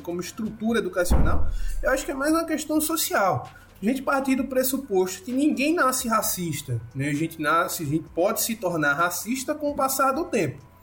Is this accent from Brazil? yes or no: yes; Recife, Pernambuco, Brazil; eu sou de Recife